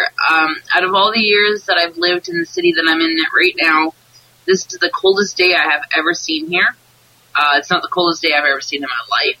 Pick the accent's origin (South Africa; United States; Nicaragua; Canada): Canada; I'm Canadian